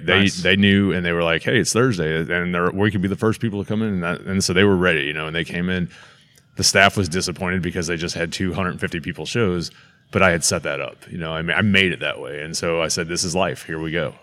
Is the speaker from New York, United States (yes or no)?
no; St. Louis, Missouri, United States; as a child growing up in St. Louis